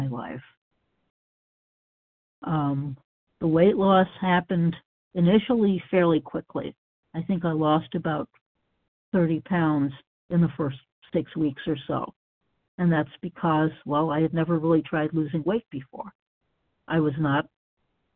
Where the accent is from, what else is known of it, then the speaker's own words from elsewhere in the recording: Massachusetts, United States; moved away as an adult; now in Florida, United States; I grew up in Massachusetts, and of course, Massachusetts is northern climate.